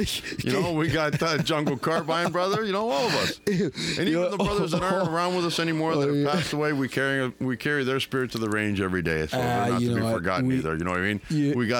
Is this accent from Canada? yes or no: yes; Canada; Canadian, we got maple syrup in our blood so we don't freeze